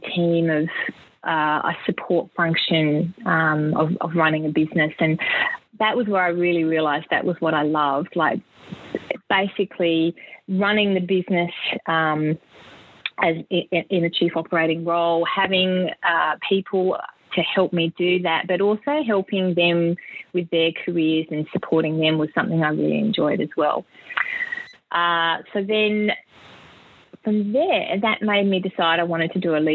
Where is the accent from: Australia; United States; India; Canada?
Australia; South Australia; growing up in South Australia